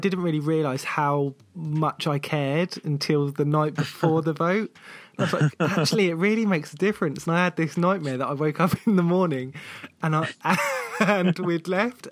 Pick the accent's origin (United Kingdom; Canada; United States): United Kingdom; south coast of the UK, England; from the south coast of the UK